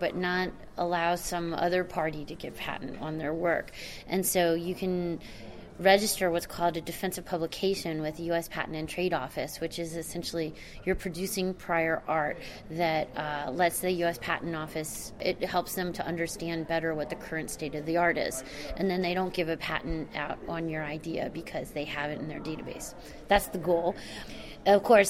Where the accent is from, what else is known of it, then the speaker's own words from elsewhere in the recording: Maryland, United States; now in Cambridge, United States; I live in Cambridge, Massachusetts, although I'm originally from Maryland, so I don't have that accent